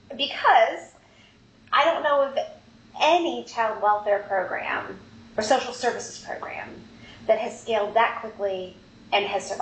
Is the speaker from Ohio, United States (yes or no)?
yes; Ohio, United States; now in St. Louis, United States; I'm also from Ohio.